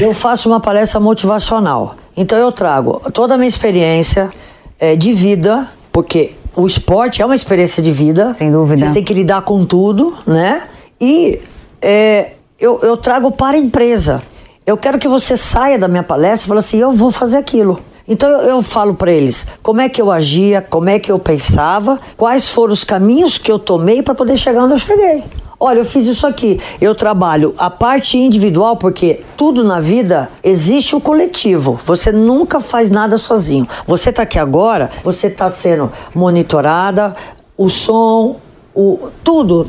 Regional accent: Potirendaba, São Paulo, Brazil; eu sou do interior de São Paulo

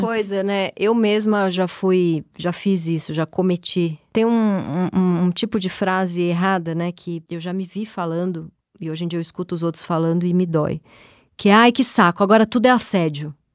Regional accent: Brazil; eu nasci na Zona Leste

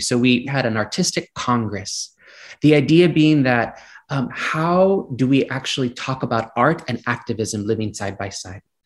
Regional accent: Gilroy, California, United States; growing up in Gilroy, California, which is just south of San Francisco

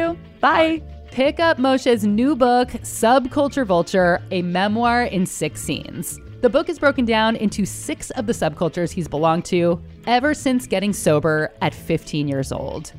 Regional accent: Bay Area, California, United States; we're both Jews from the Bay Area

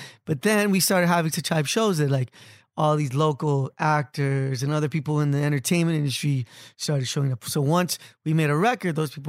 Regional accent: Los Angeles, California, United States; I grew up in Boyle Heights.

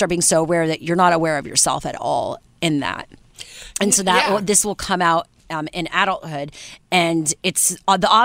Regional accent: Canada

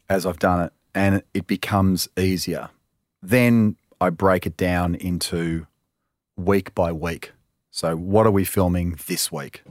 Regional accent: Melbourne, Victoria, Australia; I'm from Melbourne

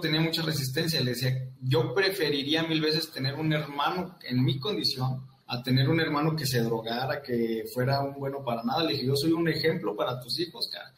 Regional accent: Saltillo, Coahuila, Mexico; yo soy originario de Santillo, Coahuila

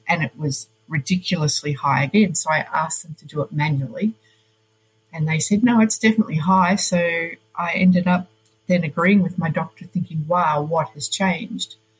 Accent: Melbourne, Victoria, Australia; moved away as an adult; also born or lived in Poland; now in Switzerland; I am originally from Melbourne.

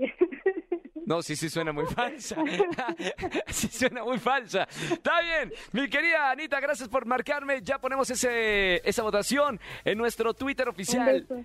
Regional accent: Monterrey, Nuevo León, Mexico; moved away; el estreno en Monterrey del musical de Prom, allá en mi ciudad

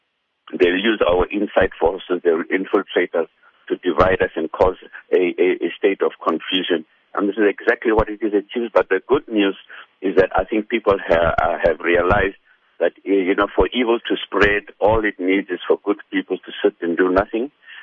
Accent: South Africa; as South African citizens and as Muslims in South Africa and as Muslims part of the global Muslim community

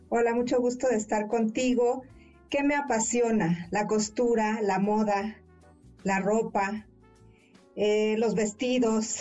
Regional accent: Veracruz, Mexico; moved away as an adult; also born or lived in Mexico City; yo soy de Veracruz

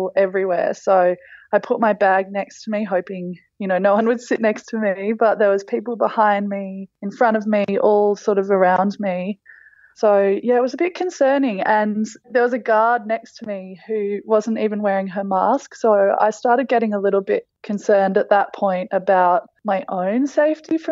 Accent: Australia; moved away; welcomed back to my home country

